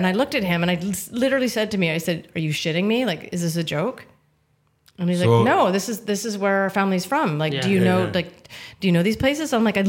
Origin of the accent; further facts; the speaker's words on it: Lachute, Quebec, Canada; moved away as an adult; also born or lived in Japan; now in Speyside, United Kingdom; my hometown, which is La Chute, Quebec in Canada.